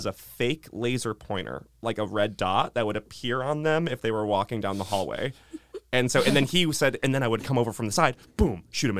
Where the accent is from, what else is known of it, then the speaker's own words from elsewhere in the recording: Wallingford, Connecticut, United States; I'm from Wallingford.